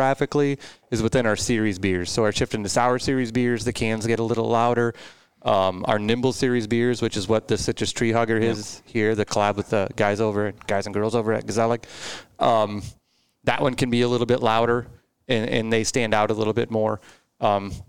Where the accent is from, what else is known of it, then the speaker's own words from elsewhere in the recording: New Hampton, Iowa, United States; I grew up in Northeast Iowa, New Hampton, just an hour north